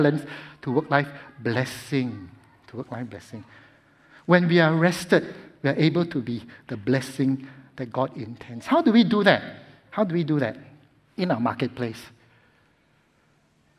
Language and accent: English; Singapore; as a Singaporean